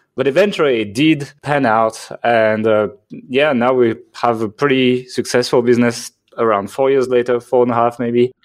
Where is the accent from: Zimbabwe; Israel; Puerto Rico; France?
France; accent: French; English is a second language; moved away as an adult; I'm from France, actually. So if you're like, what the hell is that accent? That is a French accent